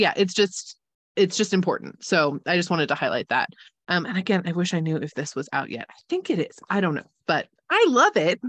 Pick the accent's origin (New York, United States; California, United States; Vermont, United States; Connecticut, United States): California, United States; accent: Californian mixed with German influence; It's Californian mixed with a lot of really random German influence